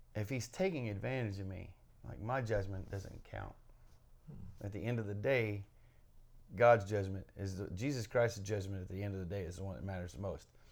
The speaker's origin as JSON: {"language": "English", "region": "Kentucky", "country": "United States", "tie": "born or raised there", "said": "my home state, Kentucky"}